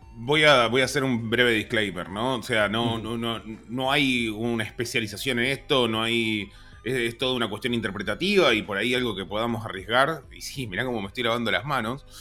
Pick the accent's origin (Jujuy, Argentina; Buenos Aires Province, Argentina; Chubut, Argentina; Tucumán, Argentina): Buenos Aires Province, Argentina; Zárate; yo soy de Zárate